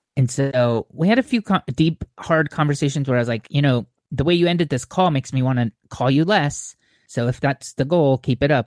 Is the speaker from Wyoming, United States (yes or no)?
no; Orange County, California, United States; moved away as an adult; also born or lived in Montclair, California / Claremont, California / Phoenix, Arizona; now in Bay Area, United States; I grew up in Orange County